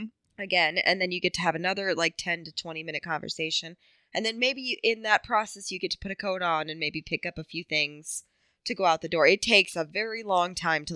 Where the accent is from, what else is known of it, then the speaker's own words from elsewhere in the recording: Midwest, United States; Because we're from the Midwest.